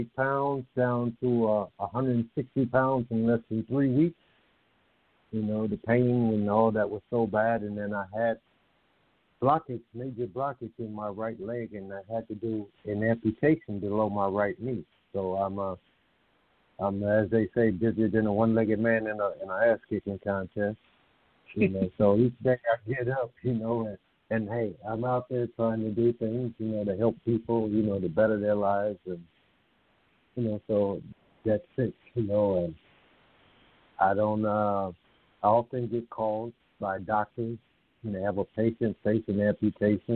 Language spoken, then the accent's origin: English; Indiana, United States; moved away; my hometown in Indiana